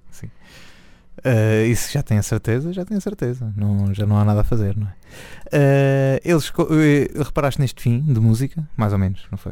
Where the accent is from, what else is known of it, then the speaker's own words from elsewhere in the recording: Nazaré, Leiria District, Portugal; eu sou da Nazaré